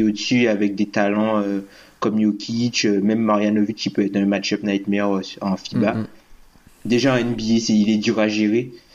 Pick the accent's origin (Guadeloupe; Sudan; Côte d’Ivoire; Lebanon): Guadeloupe; Je suis Guadeloupéen